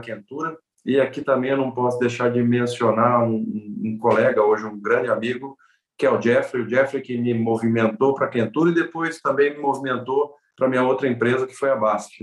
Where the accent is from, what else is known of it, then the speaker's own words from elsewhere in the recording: Presidente Prudente, São Paulo, Brazil; Eu sou do interior de São Paulo, de uma cidade chamada Presidente Prudente, que está lá no bico do mapa, divisa com Mato Grosso do Sul e com o Paraná